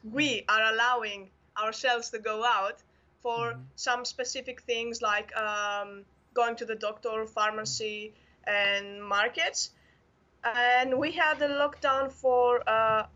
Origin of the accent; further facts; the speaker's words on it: Athens, Attica, Greece; I'm from Athens, Greece